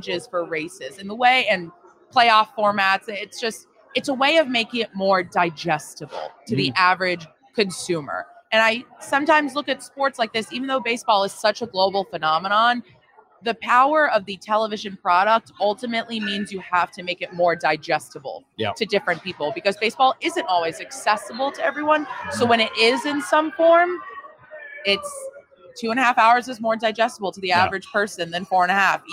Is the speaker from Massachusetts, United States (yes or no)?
yes; Boston, Massachusetts, United States; also born or lived in Wisconsin; now in Buffalo, United States; growing up in Boston